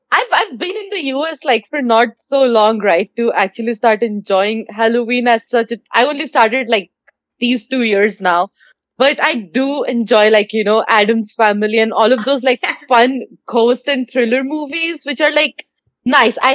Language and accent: English; India; As an, as an Indian kid, dairy milk was like my go-to